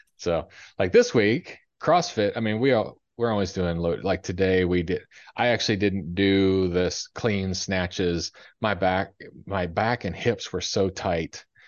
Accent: Ohio, United States; moved away; I grew up in Ohio

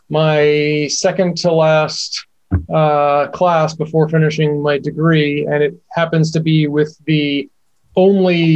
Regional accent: Boston, Massachusetts, United States; I'm from Boston

